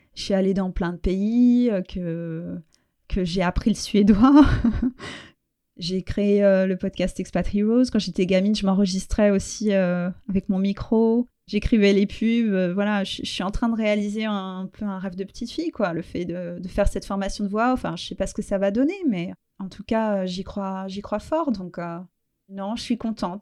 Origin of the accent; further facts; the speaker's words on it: France; moved away as an adult; also born or lived in Portugal / Spain / Sweden; now in England; je suis française